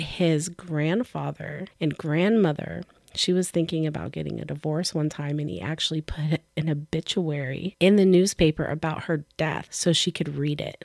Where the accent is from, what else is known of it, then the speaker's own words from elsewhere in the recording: Oregon, United States; we're from Oregon.